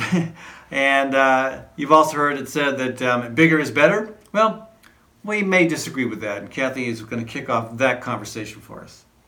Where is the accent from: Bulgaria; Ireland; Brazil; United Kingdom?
Ireland; now in Des Moines, United States; the farms that I grew up with were in Ireland